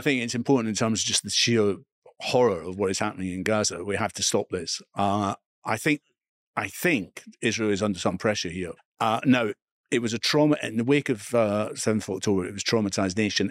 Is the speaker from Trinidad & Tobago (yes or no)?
no; Edinburgh, Scotland, United Kingdom; I grew up in Edinburgh East, in Scotland